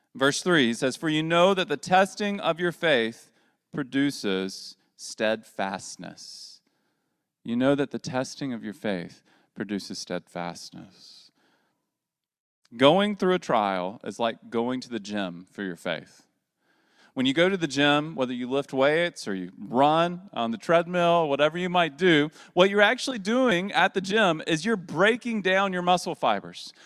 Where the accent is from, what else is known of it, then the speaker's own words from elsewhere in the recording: the South, United States; as a Southerner